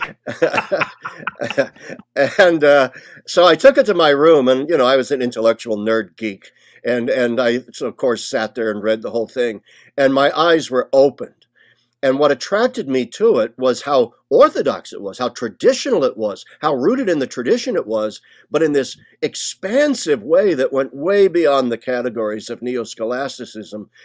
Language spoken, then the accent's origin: English; Lincoln, Nebraska, United States; I was born in the great Cornhusker state of Nebraska. I was raised in Lincoln, Nebraska